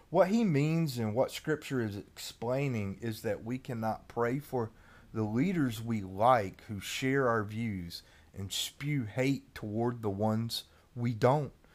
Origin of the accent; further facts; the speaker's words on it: United States; If I'm a Christian before I am an American